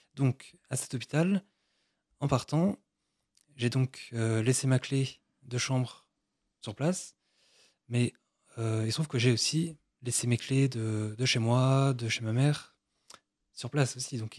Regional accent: Brittany, France; now in Versailles, France; moi je suis breton

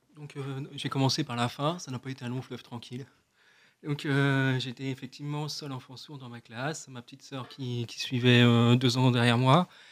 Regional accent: France; first language French; Donc notre langue maternelle, notre langue naturelle, c'est le français. Donc, euh, ce qui fait que je me sens euh, d'abord français avant d'être sourd

